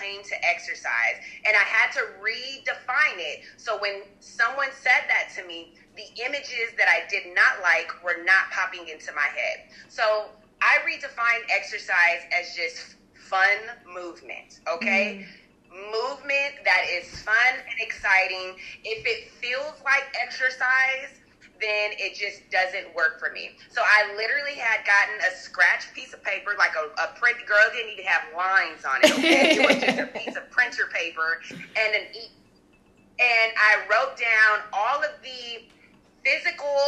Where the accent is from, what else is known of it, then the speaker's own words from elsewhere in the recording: Arizona, United States; I'm from Arizona